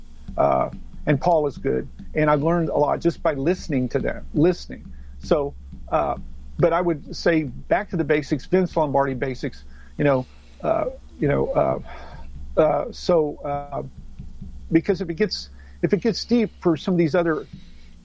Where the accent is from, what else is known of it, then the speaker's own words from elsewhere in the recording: Tornado Alley, United States; I'm from Tornado Alley